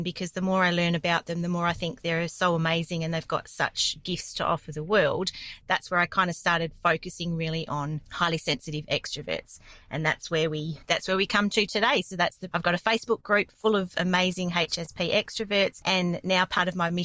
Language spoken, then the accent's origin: English; Perth, Western Australia, Australia; I grew up in a relatively small town in Perth, Western Australia. It's like a suburb of Perth.